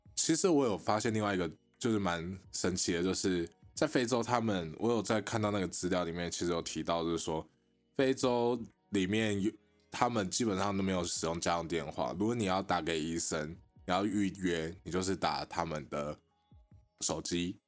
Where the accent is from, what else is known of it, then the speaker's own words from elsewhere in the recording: Taiwan; 我们台湾人